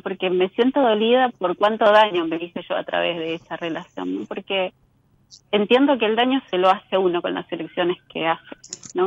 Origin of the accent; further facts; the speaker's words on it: La Plata, Buenos Aires Province, Argentina; nací en la ciudad de La Plata.